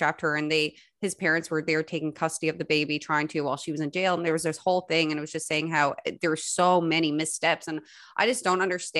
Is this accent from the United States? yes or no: no; Spaniard's Bay, Newfoundland and Labrador, Canada; I'm from Spanish Bay